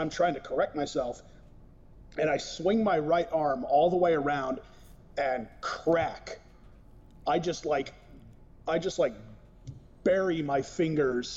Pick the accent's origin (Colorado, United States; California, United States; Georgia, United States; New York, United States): California, United States; Modesto; now in Coos Bay, United States; in my hometown of Modesto, California